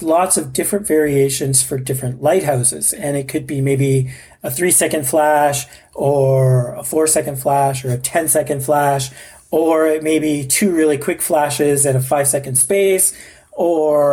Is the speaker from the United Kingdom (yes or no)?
no; Canada; I'm Canadian. I'm a Canadian guy